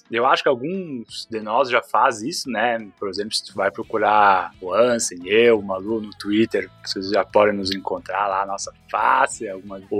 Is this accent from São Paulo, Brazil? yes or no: yes; Jacareí, São Paulo, Brazil; Tenho 35 anos de idade, sou de Jacareí, interior de São Paulo, me formando em engenharia de produção.